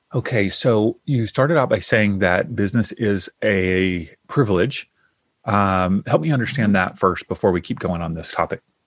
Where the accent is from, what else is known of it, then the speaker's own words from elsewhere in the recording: Kentucky, United States; now in Southern California, United States; I grew up in the South in Kentucky and so I grew up with, you know, lots of Southern food